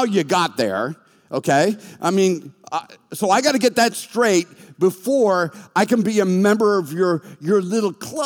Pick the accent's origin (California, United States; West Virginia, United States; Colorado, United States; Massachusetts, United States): Massachusetts, United States; Boston; moved away; I was from Boston